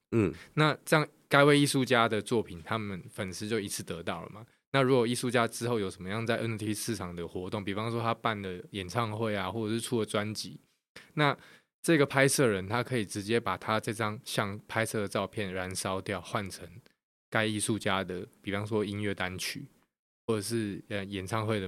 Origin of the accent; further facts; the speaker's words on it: Kaohsiung, Taiwan; accent: Taiwanese, Kaohsiung; 然后我就发现哇，我的声音超台，就听起来很很很高雄人。